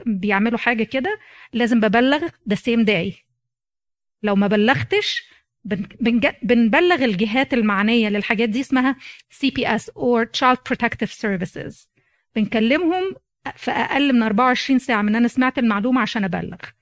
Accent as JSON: {"language": "Arabic", "country": "Egypt", "moved": "as an adult", "said": "جيت من مصر"}